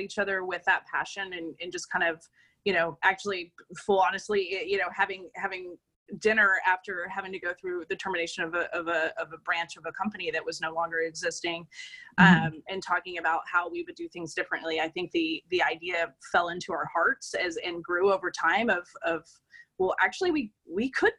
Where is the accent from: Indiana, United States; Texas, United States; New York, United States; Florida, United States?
Texas, United States; Austin; moved away as an adult; now in Portland, United States; you know, we're from Austin, Texas, and we moved to Portland about a year and a half ago.